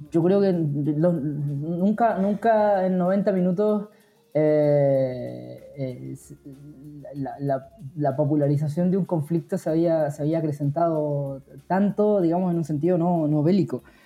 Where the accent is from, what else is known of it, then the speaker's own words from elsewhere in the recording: Patagonia, Chile; moved away; also born or lived in Río de la Plata; no soy argentino, ¿no? Lo, lo, veo desde, lo veí desde Chile, desde la Patagonia